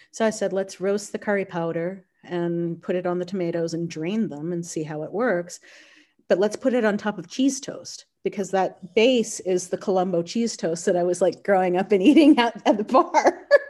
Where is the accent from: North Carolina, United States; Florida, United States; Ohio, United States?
North Carolina, United States; also born or lived in Boston; now in Kentucky, United States; I grew up in North Carolina.